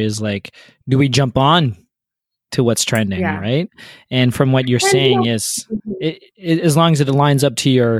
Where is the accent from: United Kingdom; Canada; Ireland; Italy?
Canada; as a Canadian and also a business leader